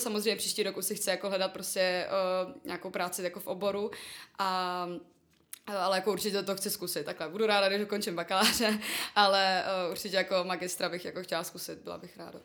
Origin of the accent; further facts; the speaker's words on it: Prague, Czechia; jsem z Prahy.